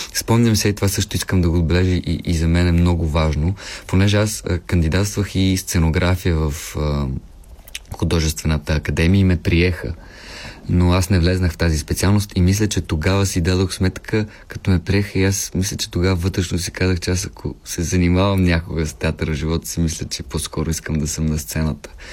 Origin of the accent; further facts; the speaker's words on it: Pernik, Pernik Province, Bulgaria; като дете аз съм от Перник и като дете си спомням някои постановки